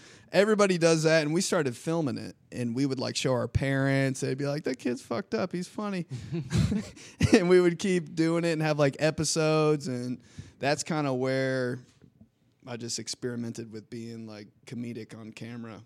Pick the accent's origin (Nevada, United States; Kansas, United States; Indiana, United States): Indiana, United States; Indianapolis; also born or lived in Michigan; So we all moved here when I was four years old and from there on, I've just been an indie kid, Southside kid